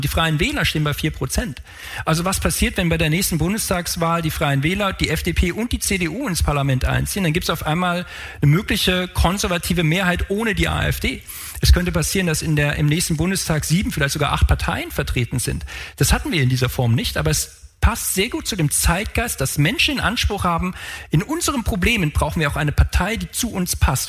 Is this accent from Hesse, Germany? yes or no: yes; Frankfurt, Hesse, Germany; ich komme aus Frankfurt